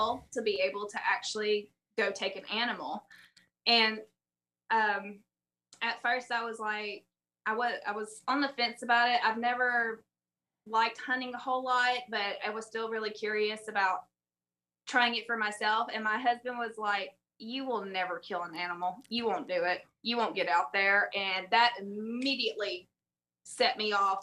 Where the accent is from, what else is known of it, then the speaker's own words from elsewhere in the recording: South Alabama, United States; moved away as an adult; also born or lived in Southern Mississippi; now in Tennessee, United States; if you can't tell from my awful accent, I'm from South Alabama, southern Mississippi area